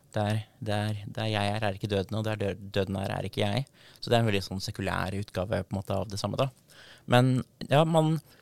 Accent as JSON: {"language": "Norwegian", "town": "Darbu", "region": "Buskerud", "country": "Norway", "said": "døpt i, i Fiskum gamle kirke, som er en gammel 1200-tallskirke på tettstedet Darbu, som er der jeg kommer fra"}